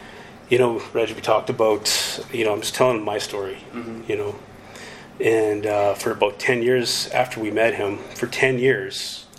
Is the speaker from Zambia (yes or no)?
no; Dauphin, Manitoba, Canada; also born or lived in Swan River / Churchill / Gillam / Sapotaweyak Cree Nation; I've lived in Gillam, but I grew up in Dauphin.